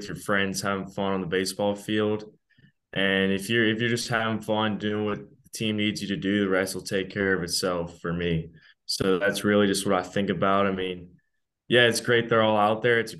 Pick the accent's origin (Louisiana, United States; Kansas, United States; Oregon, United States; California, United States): Louisiana, United States; Baton Rouge; I'm from Baton Rouge, Louisiana. I go to Catholic High School